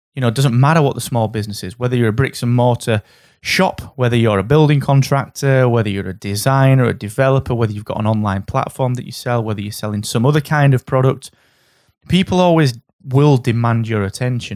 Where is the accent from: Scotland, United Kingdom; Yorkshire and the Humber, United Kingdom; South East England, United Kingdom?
Yorkshire and the Humber, United Kingdom; Barnsley; I'm from Barnsley.